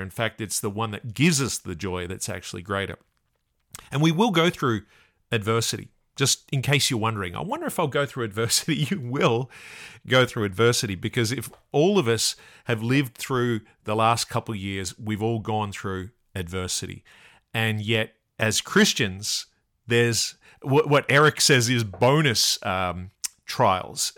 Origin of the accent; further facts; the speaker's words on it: Australia; I'm from Australia